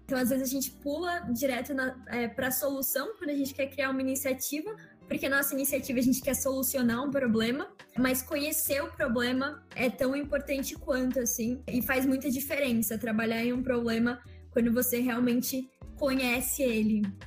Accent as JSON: {"language": "Portuguese", "town": "Engenheiro Coelho", "region": "São Paulo", "country": "Brazil", "tie": "born or raised there", "also_born_or_lived": "Curitiba, Paraná", "said": "Eu nasci em Curitiba é, em 2003, assim, então 18 aninhos atrás, mas eu me mudei bem nova para o interior de São Paulo, para uma cidade chamada Engenheiro Coelho, que é onde eu vivo"}